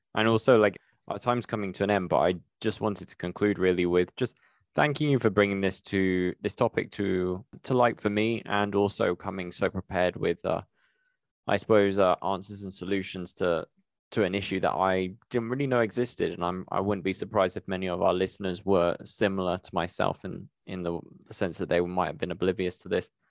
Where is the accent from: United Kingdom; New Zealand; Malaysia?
United Kingdom; being British myself